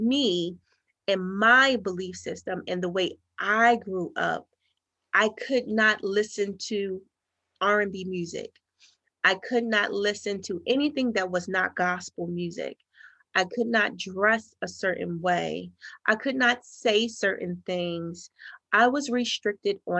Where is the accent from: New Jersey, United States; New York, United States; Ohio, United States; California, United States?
New Jersey, United States; North; where I'm from North New Jersey, and it was just primarily just all Black people